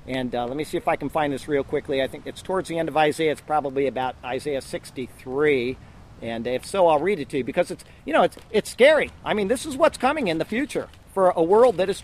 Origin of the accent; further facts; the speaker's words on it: Sarasota, Florida, United States; growing up in Riverview High School here in Sarasota